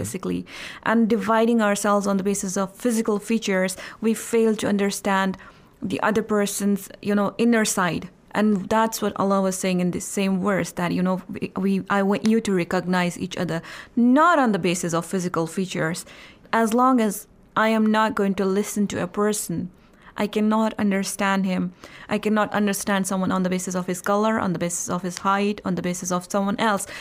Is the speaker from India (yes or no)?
yes; Indian-administered Kashmir, Jammu and Kashmir, India; I'm from Indian administrated Kashmir